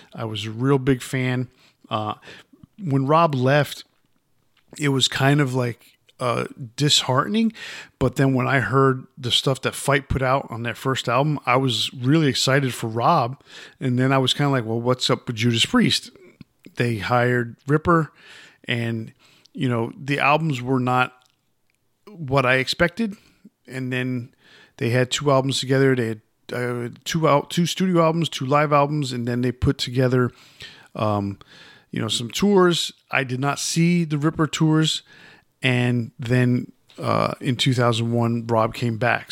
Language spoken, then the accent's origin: English; New York City, New York, United States; moved away; I was from New York, even though I, at that time I wasn't living there.